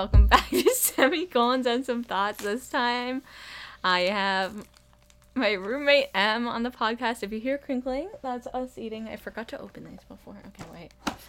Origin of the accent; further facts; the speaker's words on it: United Kingdom; British. I'm British.